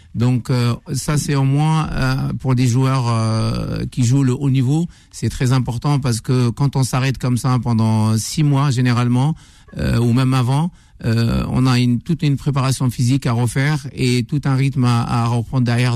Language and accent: French; Algeria; now in Paris, France; j'ai grandi, je suis né à Orange, j'ai grandi à Orange, j'ai été formé à Orange